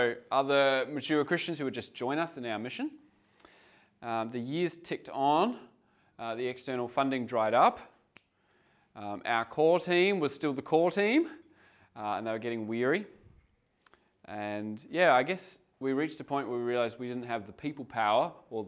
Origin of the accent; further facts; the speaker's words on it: Geelong, Victoria, Australia; moved away as an adult; I'm from Geelong, Victoria, part of a church plant there for 7 years prior to coming over here